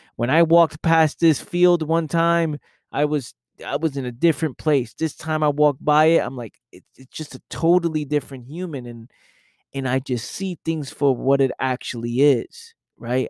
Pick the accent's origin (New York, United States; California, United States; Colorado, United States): New York, United States; New York City; I came from that environment, the fact that I know what just growing up in the Bronx is like